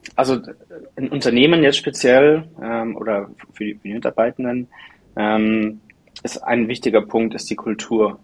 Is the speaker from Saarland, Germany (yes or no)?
no; Munich area, Bavaria, Germany; now in Munich, Germany; ich bin ursprünglich aus der Münchner Umgebung